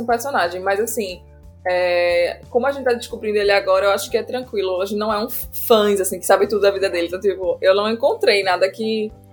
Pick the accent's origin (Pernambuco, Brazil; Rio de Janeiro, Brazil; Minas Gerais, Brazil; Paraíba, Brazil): Pernambuco, Brazil; Recife; Eu sou de Recife